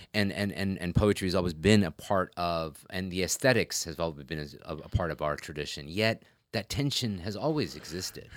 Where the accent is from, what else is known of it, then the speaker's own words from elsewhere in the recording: United States; growing up in America, I mean, and s, very much growing up and coming of age in, quote, unquote, nineties Islam in America